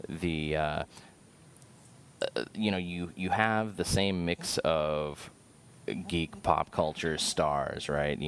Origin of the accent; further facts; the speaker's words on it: San Diego, California, United States; moved away as an adult; also born or lived in Midwest; I'm from Southern California. I'm from San Diego